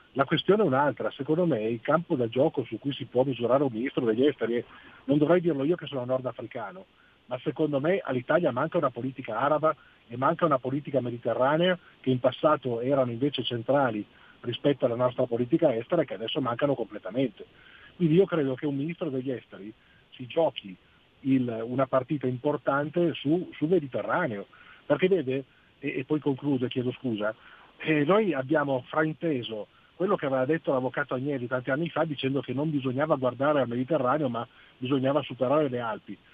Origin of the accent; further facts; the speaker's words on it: Algeria; now in Italy; sono algerino